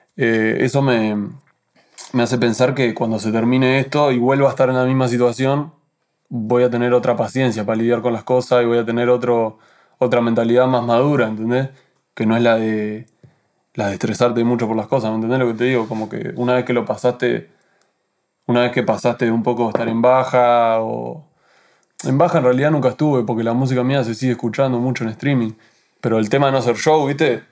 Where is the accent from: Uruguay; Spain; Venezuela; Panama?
Uruguay; yo soy uruguayo